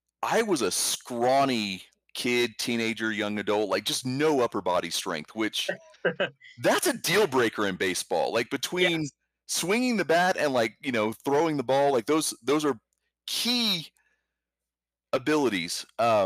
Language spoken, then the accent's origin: English; Houston, Texas, United States; I'm from Houston